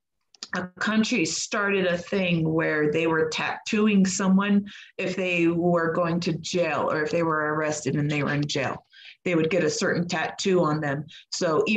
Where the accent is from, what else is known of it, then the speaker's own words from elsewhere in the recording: United States; I'm American